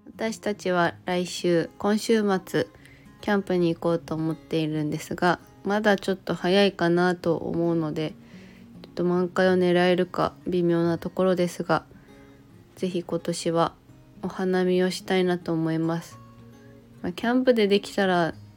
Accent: Miyazaki, Japan; accent: Miyazaki dialect; also born or lived in Kagoshima; 自分たちの場合は宮崎県出身でも宮崎の中でしか移動してない

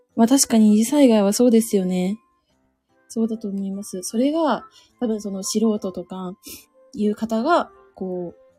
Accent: Suzu, Ishikawa, Japan; moved away; 私の、まあ、生まれ故郷が今回一番、一番というか、まあ、ニュースでも話題になってる石川県の能登半島が私の故郷というか、まあ、生まれた場所ですね

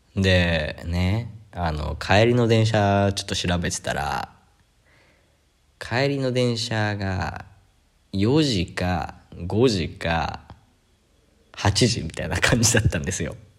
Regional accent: Japan; moved away as an adult; now in Sri Lanka

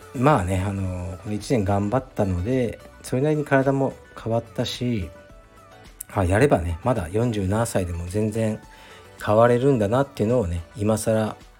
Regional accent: Fukuoka, Japan; moved away; カシーというのは僕の実家ですね福岡県福岡市東区カシーという片田舎なんですが

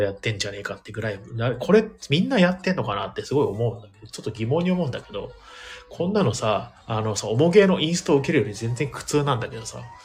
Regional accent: Ehime, Japan; now in Tokyo, Japan; 僕の実家も愛媛なんで

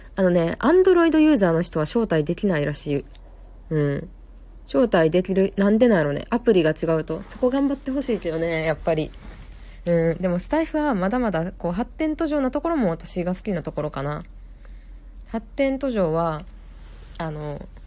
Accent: Kansai, Japan; accent: Kansai-ben; 私も関西弁なんで

